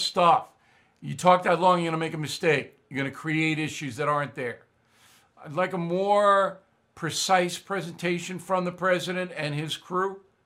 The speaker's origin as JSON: {"language": "English", "country": "United States", "said": "as an American"}